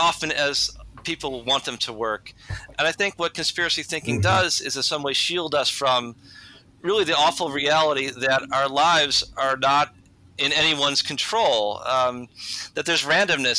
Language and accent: English; United States; as an American Catholic